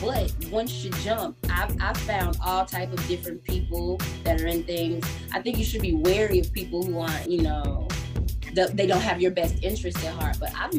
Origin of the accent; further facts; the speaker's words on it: South Mississippi, United States; moved away as an adult; now in Atlanta, United States; I'm originally from South Mississippi.